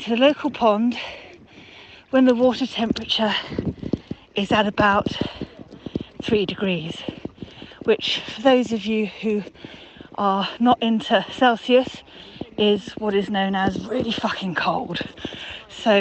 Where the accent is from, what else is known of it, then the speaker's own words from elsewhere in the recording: Surrey, South East England, United Kingdom; I'm from Surrey